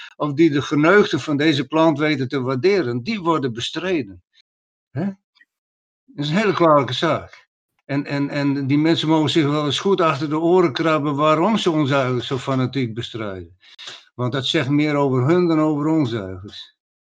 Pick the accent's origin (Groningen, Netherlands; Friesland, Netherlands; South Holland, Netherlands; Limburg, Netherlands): Friesland, Netherlands; hebben wij als Friesen nog op onze gedenksteen staan bij Warns